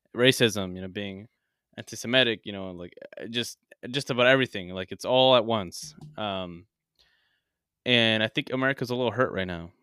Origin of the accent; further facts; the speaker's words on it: United States; I was born here, and I do live here